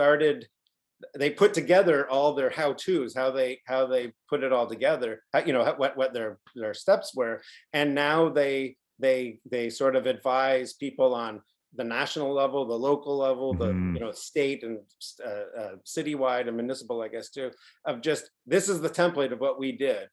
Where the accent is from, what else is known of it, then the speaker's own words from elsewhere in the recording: Canada; we're from Canada